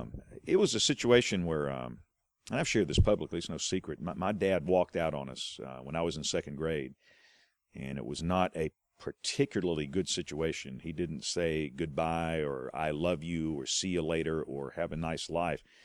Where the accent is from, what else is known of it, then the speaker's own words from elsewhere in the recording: Greenville, Alabama, United States; accent: South Alabama; also born or lived in Huntsville, Alabama; I am from Butler County. My culture, the way I talk, you know, the, most things about me, it's rural South Alabama.